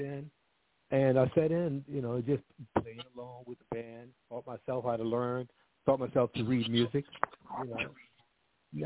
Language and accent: English; New Orleans, Louisiana, United States; I'm from New Orleans, Louisiana. I was born in Louisiana.